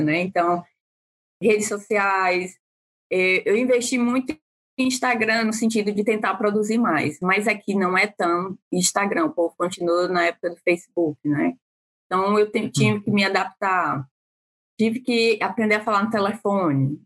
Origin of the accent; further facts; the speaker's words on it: Brazil; moved away as an adult; now in Pittsburgh, United States; nós, enquanto brasileiros